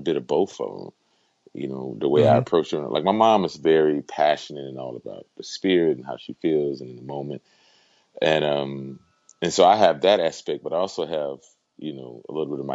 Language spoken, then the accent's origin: English; Houston, Texas, United States; now in Pennsylvania, United States; I'm originally from Houston, Texas.